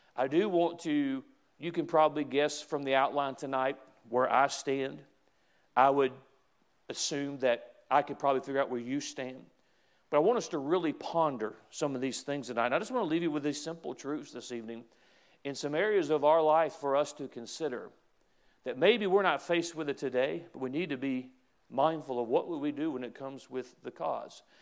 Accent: United States

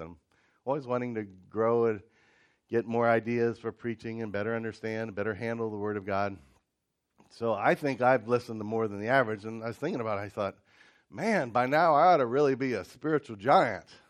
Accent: Ohio, United States; I grew up in Ohio, and some of the winters we'd have quite a bit of snow

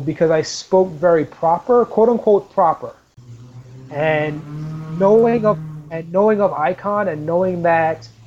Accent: Trinidad & Tobago; I'm Trinidadian

